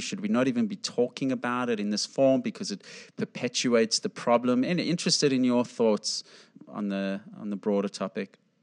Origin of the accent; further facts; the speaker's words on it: South Africa; I grew up in South Africa